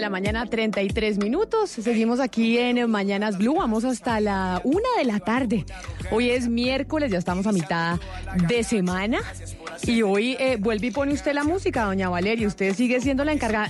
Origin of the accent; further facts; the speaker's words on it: Colombia; nuestro país, en Colombia